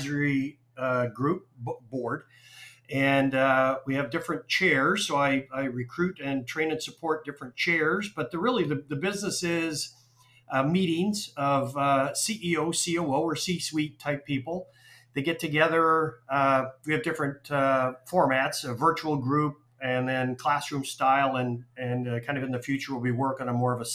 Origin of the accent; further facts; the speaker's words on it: Calgary, Alberta, Canada; moved away as an adult; also born or lived in Waterloo, Canada / Toronto, Canada; now in Atlanta, United States; I'm from Calgary. I'm a dual citizen, Canadian US. I've lived in the US since 1988, but I'm from Calgary